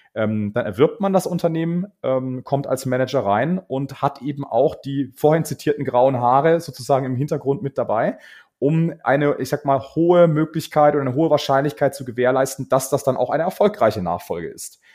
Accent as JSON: {"language": "German", "town": "Karlsruhe", "region": "Baden-Württemberg", "country": "Germany", "tie": "born or raised there", "moved": "as an adult", "lives_now": "Munich, Germany", "said": "ich bin ähm, geboren in Karlsruhe bin dann, äh, habe dort studiert"}